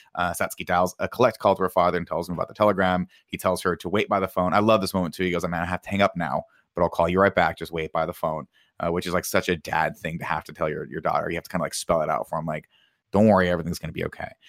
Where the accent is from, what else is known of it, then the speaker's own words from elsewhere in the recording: Riverside, California, United States; I'm from Riverside, California